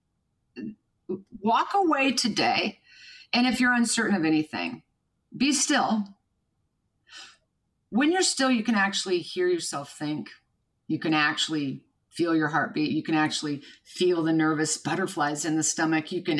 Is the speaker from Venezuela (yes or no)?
no; Kansas, United States; was born and raised in Kansas.